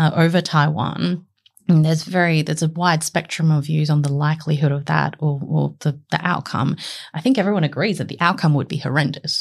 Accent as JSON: {"language": "English", "area": "Lane Cove", "region": "New South Wales", "country": "Australia", "tie": "born or raised there", "said": "I grew up in Lane Cove, which in the nineties was not very diverse"}